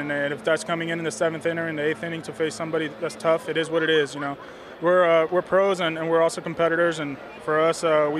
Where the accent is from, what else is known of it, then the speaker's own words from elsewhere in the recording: Miami, Florida, United States; I'm from Miami